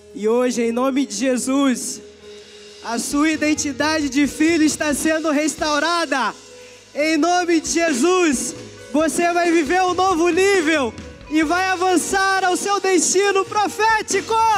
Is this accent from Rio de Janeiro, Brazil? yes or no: yes; São Gonçalo, Rio de Janeiro, Brazil; aqui é minha casa, lugar onde eu cresci, aprendi, amadureci